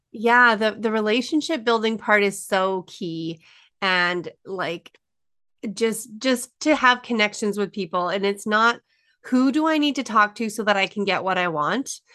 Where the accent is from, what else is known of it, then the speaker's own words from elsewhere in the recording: Alberta, Canada; I'm a small town girl in Alberta